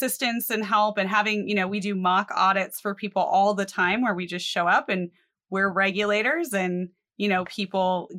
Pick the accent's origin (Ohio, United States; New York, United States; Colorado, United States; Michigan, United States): Colorado, United States; I grew up in Colorado